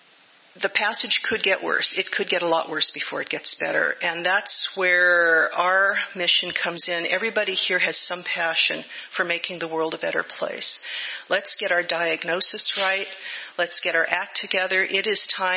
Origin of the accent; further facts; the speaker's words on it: Livermore, California, United States; My brother and I grew up in Livermore, going to the Unitarian Church